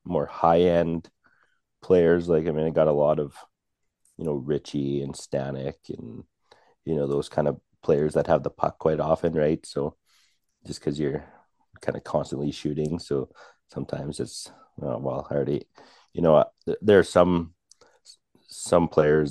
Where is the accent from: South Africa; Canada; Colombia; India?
Canada; Birch Hills, Saskatchewan; I grew up in Birch Hills, which is only about 20 minutes, half hour down the road